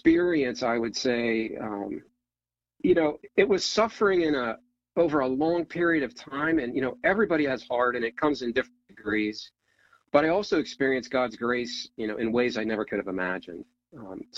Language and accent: English; Ohio, United States; moved away as an adult; now in Northern Virginia, United States; So I grew up in Ohio, small town, four sisters.